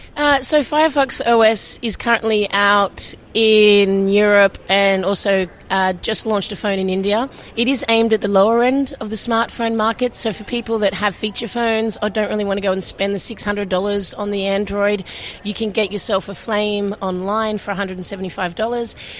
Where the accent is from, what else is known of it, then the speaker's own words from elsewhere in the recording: Sydney, New South Wales, Australia; moved away; also born or lived in Portland; I'm from Sydney, Australia